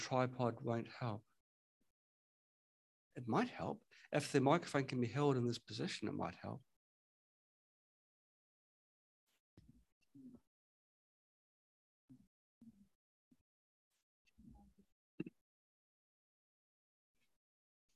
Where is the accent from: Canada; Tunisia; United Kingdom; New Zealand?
New Zealand; now in China; I'm in China, but I'm from New Zealand